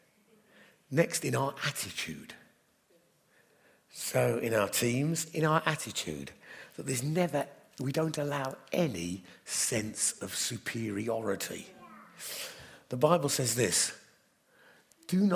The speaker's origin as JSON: {"language": "English", "region": "England", "country": "United Kingdom", "said": "My identity is I am in Christ, united with all who are in Christ, and happen to be English"}